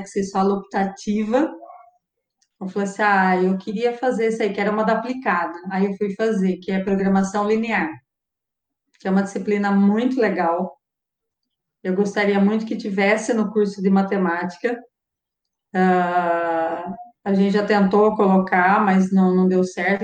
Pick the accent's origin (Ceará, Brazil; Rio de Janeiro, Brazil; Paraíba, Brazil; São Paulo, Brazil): São Paulo, Brazil; Araras; moved away as an adult; also born or lived in Campinas; now in Rio Claro, Brazil; Em Araras, eu, eu sou de Araras, eu andava, fazia tudo a pé. Então, eu ia para a escola a pé